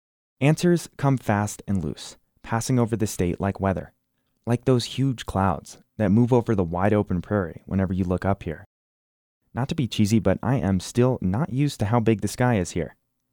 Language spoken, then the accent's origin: English; New Jersey, United States; now in Wyoming, United States; I didn't grow up in Wyoming. I grew up in New Jersey, the Garden State, home of the Sopranos.